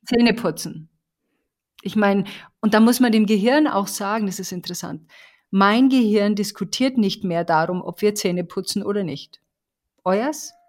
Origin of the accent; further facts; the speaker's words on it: Bavaria, Germany; ich komme aus Bayern